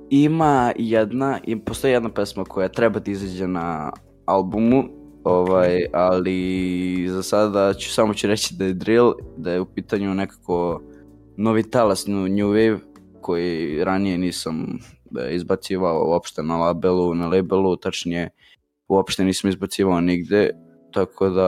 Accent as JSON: {"language": "Croatian", "region": "Belgrade", "country": "Serbia", "said": "e, dolazim iz Borče, imam 15 godina i bavim se muzikom."}